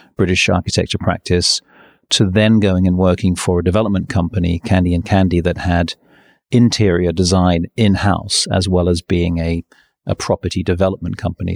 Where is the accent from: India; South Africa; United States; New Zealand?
New Zealand; also born or lived in England; now in London, United Kingdom; so I was born in England, um, but when I was six, my family we all moved to New Zealand, and we went on a on a boat. It's a forty five day trip to New Zealand, and so I grew up in New Zealand.